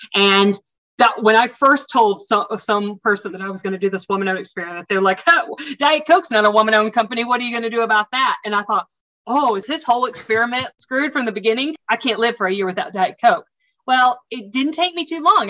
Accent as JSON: {"language": "English", "region": "the South", "country": "United States", "accent": "Southern", "said": "you'll pick up on my Southern accent from the South"}